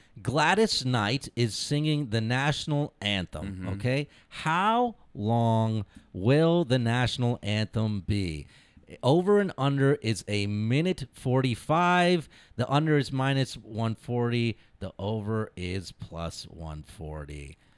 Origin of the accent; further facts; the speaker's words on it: India; Yeah, I can do math. I'm Indian.